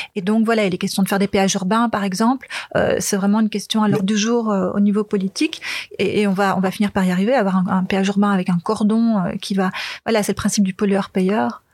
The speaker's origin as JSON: {"language": "French", "region": "Flanders", "country": "Belgium", "tie": "born or raised there", "moved": "yes", "lives_now": "Brussels, Belgium", "said": "j'ai grandi en Flandre, donc j'ai grandi sur un vélo."}